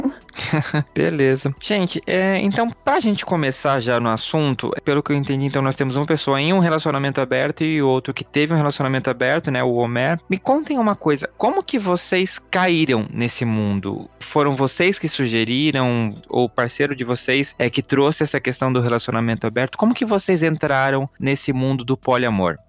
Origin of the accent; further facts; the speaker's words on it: Santa Catarina, Brazil; now in São Paulo, Brazil; eu sou de Santa Catarina